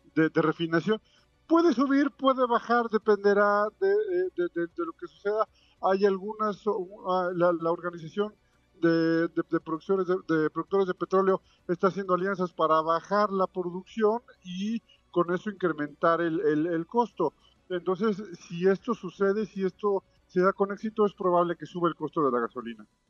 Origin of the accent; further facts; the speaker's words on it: Mexico; como mexicanos